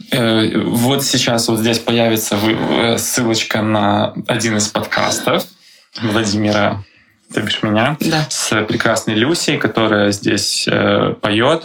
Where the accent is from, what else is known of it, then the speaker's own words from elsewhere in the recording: Belarus; now in Prague, Czech Republic; я сам из Беларуси